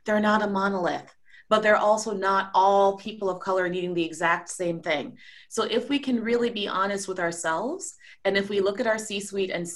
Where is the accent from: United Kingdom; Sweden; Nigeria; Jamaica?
Jamaica; also born or lived in Trinidad and Tobago; now in United States; I grew up in a country that's 95% Black. I grew up in Jamaica. I also grew up in a country that's 30-30-30. It's a lot of mixed different in this season, Trinidad and Tobago.